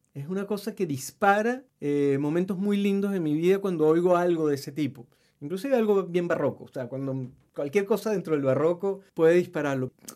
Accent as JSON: {"language": "Spanish", "region": "Mérida", "country": "Venezuela", "tie": "born or raised there", "moved": "as an adult", "lives_now": "Chile", "said": "mi tierra Mérida"}